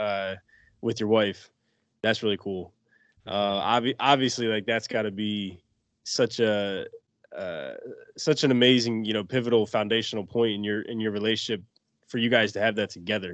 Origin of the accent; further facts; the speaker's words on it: Maine, United States; I was born and raised in Maine